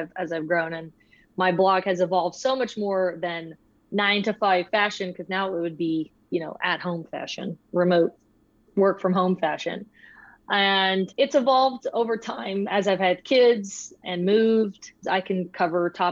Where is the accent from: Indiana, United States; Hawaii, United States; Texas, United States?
Texas, United States; Austin; now in Georgetown, United States; native Texan, born in Austin